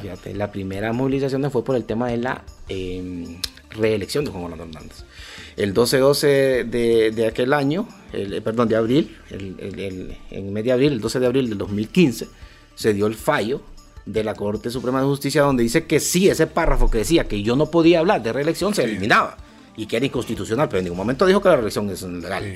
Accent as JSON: {"language": "Spanish", "country": "Honduras"}